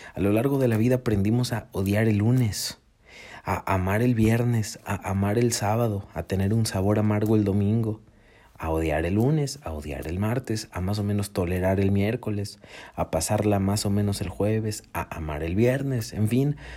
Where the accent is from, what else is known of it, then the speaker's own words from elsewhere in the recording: Mexico; yo soy de México